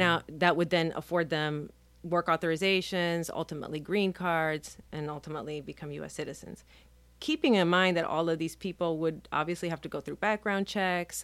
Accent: Nicaragua; now in Key West, United States; I'm a Nicaraguan national. I was born in Nicaragua.

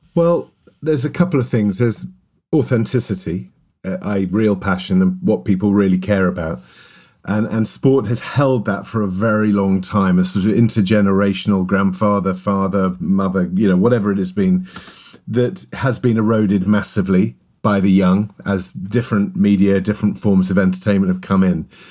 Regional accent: London, United Kingdom; as a kid growing up in West London, and my father was a, was a Welshman

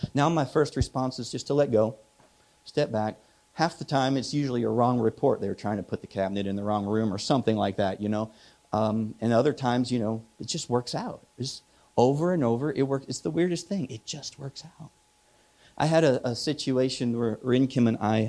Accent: Midwest, United States; moved away; I'm from the Midwest

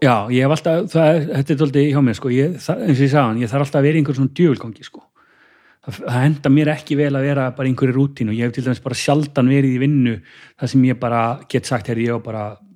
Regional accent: Kópavogur, Capital Region, Iceland; í kópaun og hérna, hérna, hérna bara hef, bjóð þar í raun og veru bara, bara, bara alin upp þar

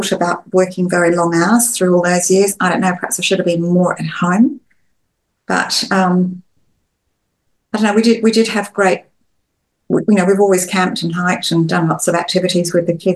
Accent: Australia; being Australian family

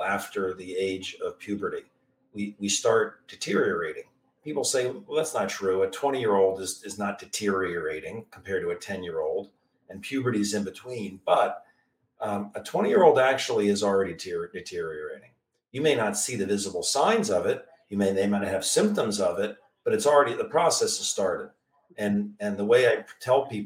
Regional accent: Maryland area, United States; I'm from the Maryland area, DC area

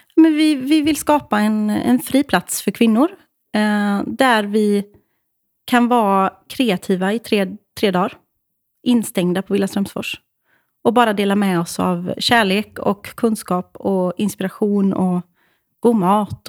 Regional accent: Åmål, Västra Götaland, Sweden; Jag kommer alltså från Åmål. Fucking Åmål.

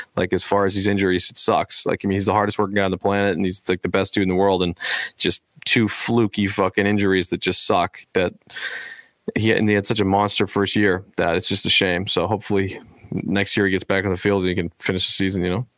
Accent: United States; I'm American

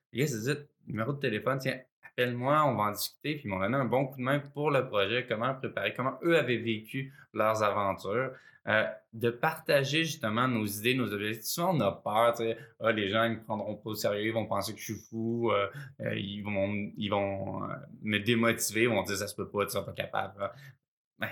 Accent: Sherbrooke, Quebec, Canada; j'ai grandi à Sherbrooke dans les cantons de l'Est

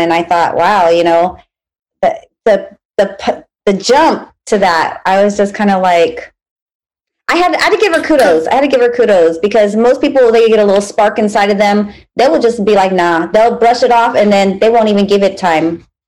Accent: United States; I'm American. I'm American

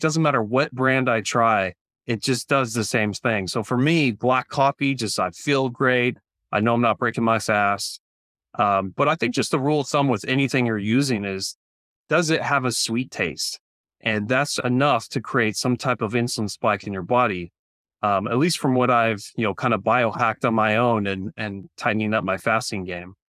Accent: Central California, United States; also born or lived in Orange County, California; I grew up here in Central California

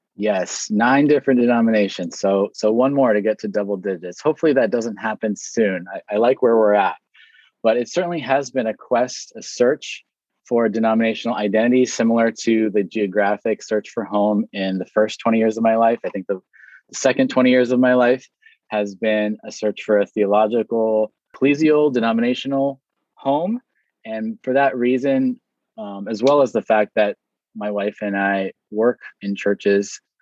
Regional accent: Hawaii, United States; I was born here in Hawaii.

